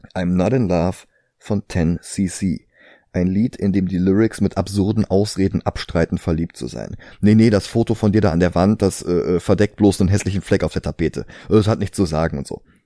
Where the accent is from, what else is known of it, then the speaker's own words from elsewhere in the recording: Germany; bei uns in Deutschland